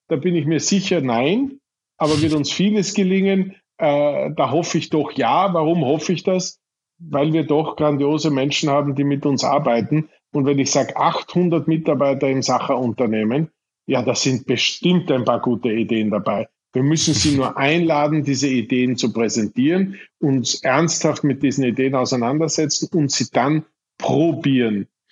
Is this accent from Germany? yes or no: no; Irdning, Styria, Austria; das kleine Gasthaus in Irtning, meinem Heimatort in der Steiermark